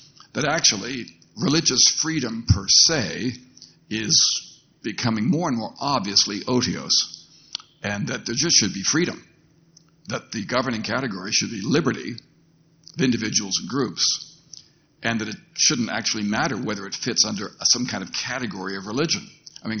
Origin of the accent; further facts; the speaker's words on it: Canada; as a Canadian who works on these issues in a different context